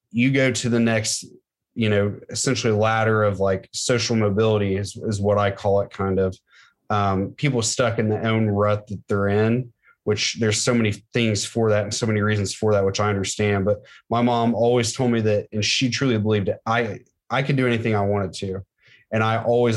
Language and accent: English; Middletown, Ohio, United States; also born or lived in Franklin, Ohio; born and raised in Middletown